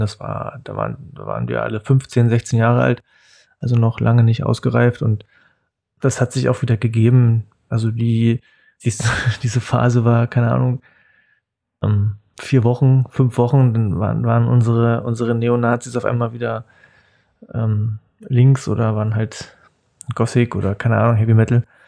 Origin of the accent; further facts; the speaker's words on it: Cottbus, Brandenburg, Germany; also born or lived in Spremberg; Ich bin 1979 in Spremberg geboren. Spremberg ist eine kleine Stadt zwischen Cottbus und Hoyerswerda im Süden von Brandenburg, äh, mitten im Tagebaugebiet. Mm, ich bin dann mit meinen Eltern 1980 ähm, nach Cottbus gezogen